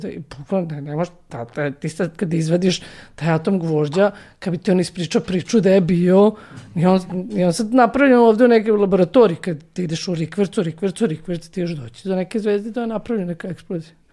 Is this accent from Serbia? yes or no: yes; Novi Sad, Vojvodina, Serbia; also born or lived in Belgrade / United States; iz Novog Sada, da. rođen u Novom Sadu, živim sad u Novom Sadu